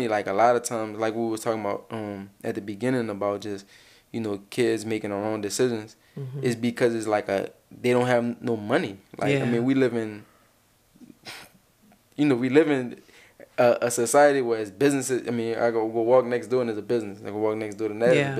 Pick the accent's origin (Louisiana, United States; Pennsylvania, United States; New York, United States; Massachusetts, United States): Louisiana, United States; New Orleans; growing up in the Seventh Ward, like growing up with a lack of resources